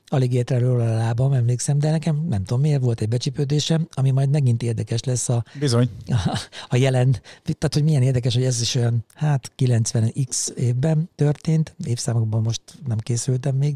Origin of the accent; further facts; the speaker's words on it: Mátészalka, Szabolcs-Szatmár-Bereg, Hungary; now in Budapest, Hungary; Igazából én vidéki srácként nőttem föl, és ugye egészen 92-ig, tehát addig az az időpont, amikor fölkerültem Budapestre, addig szabolcs már Bereg megyéből ugye származom, és azon belül is Máté Szalkáról